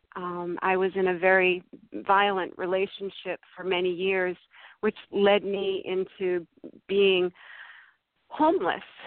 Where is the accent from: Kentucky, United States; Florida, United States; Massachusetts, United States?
Massachusetts, United States; now in California, United States; I grew up in Massachusetts. I live in California now.